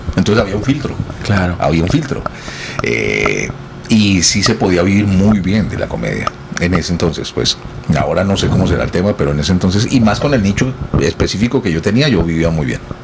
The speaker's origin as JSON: {"language": "Spanish", "country": "Colombia", "moved": "yes", "lives_now": "Miami, United States", "said": "yo soy colombiano"}